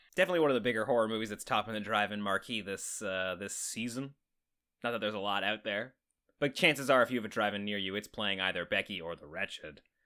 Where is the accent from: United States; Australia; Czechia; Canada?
Canada; accent: Canadian